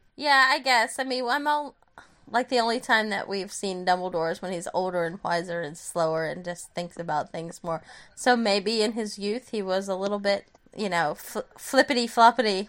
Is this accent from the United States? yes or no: yes; United States; as an American citizen